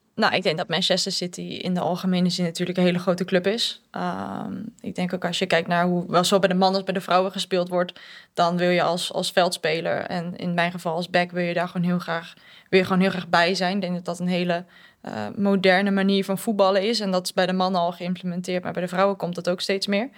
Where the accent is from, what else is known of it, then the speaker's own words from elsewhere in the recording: Netherlands; moved away as an adult; now in England; ik kom uit Nederland